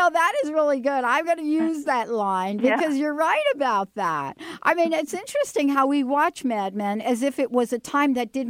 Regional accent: New York, United States; I'm from New York.

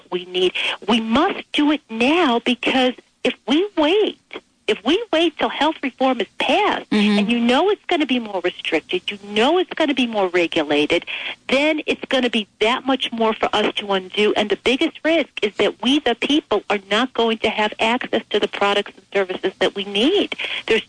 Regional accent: United States; we as Americans

